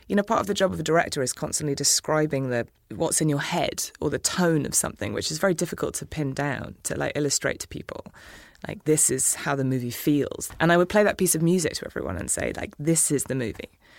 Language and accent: English; England, United Kingdom; moved away as an adult; now in United States; I grew up in England with an American mother